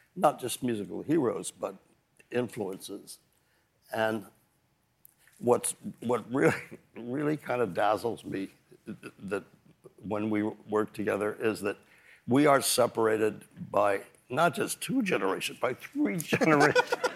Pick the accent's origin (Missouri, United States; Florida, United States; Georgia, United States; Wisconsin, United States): Missouri, United States; Kansas City; now in New York, United States; I think I've always been a New Yorker, even when I was growing up in Kansas City